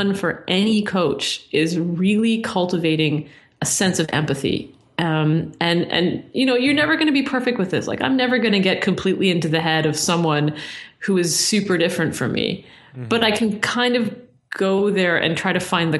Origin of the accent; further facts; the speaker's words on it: Toronto, Ontario, Canada; I come from Toronto where it's very mixy